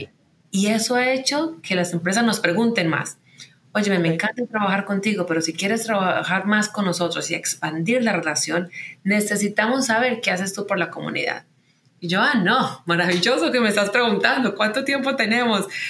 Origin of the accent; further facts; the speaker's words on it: Medellín, Antioquia, Colombia; moved away as an adult; also born or lived in United States; Yo nací y crecí en Medellín